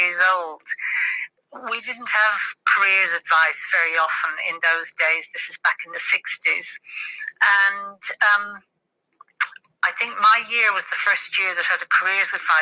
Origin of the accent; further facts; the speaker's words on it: Ireland; moved away as an adult; also born or lived in Dublin; now in England; I was born in Ireland